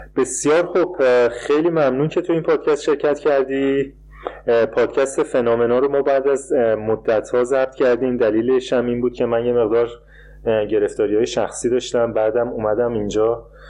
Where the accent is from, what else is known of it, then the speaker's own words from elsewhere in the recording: Iran; moved away; من به عنوان یه ایرانی اینجوری بزرگ شدم که کشورم رو دوست نداشتم